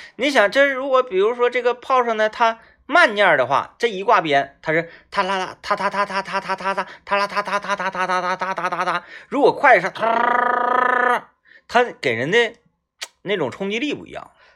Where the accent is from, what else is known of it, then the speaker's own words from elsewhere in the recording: Wangou mine, Jilin, China; 我老家那边呢，它是，呃，嗯，原来呢，煤矿是支柱产业，嗯。它是一个矿区，然后针对这个矿区而形成的一个居住的村落，啊，嗯，是这么一个镇子